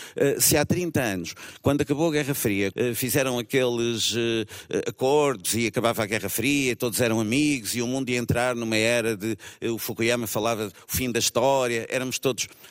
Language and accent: Portuguese; Lisbon, Portugal; sou mais de Alvalade, Entre Campos